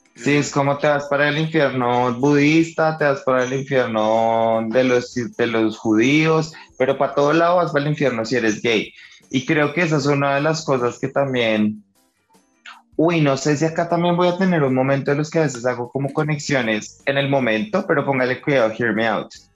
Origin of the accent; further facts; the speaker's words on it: Colombia; nacimos en Colombia